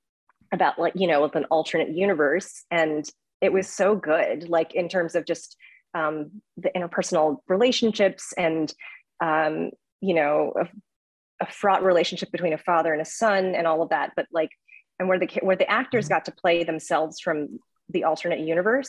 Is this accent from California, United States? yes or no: yes; Southern California, United States; I'm from Southern California too, and it's set kind of in the area that I grew up